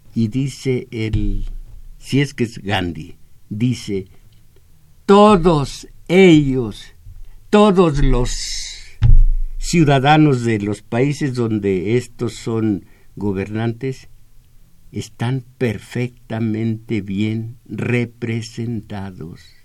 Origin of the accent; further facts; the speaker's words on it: Mexico; el mexicano, lo que somos